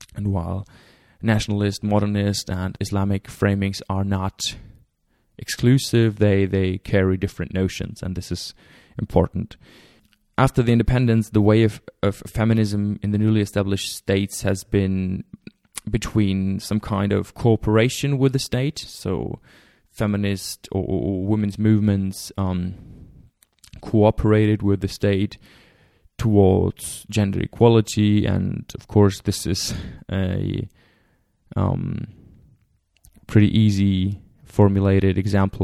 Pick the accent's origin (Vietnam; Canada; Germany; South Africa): Germany; I'm from Germany